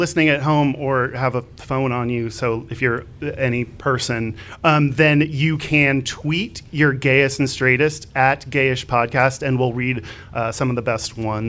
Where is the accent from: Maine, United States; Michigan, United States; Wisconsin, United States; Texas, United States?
Texas, United States; Houston; I'm from Houston.